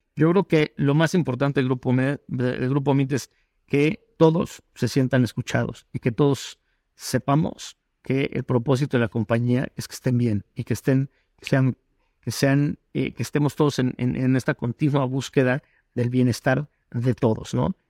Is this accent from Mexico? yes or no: yes; Mexico; todos somos mexicanos